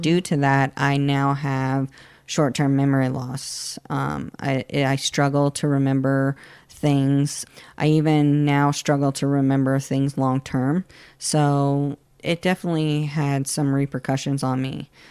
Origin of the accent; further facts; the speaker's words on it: Florida, United States; I grew up in a, uh, and still live in a very conservative area in Florida